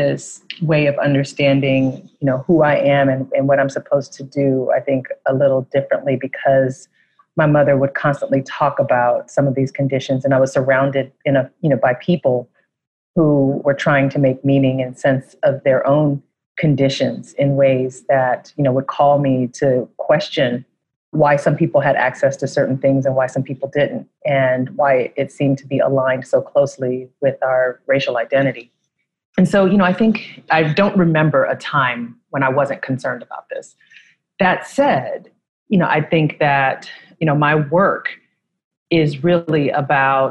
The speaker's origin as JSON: {"language": "English", "town": "San Francisco", "region": "California", "country": "United States", "tie": "born or raised there"}